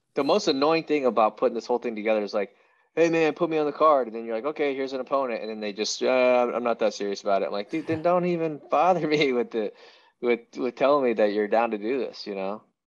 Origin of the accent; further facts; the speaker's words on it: Iowa, United States; growing up in Iowa, there's so many division one athletes that come out of here in wrestling